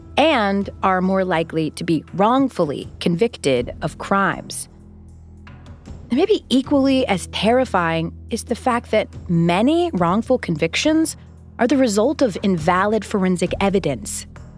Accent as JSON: {"language": "English", "town": "Atlanta", "region": "Georgia", "country": "United States", "tie": "born or raised there", "said": "I grew up in Atlanta, just a few hours north of Moultrie."}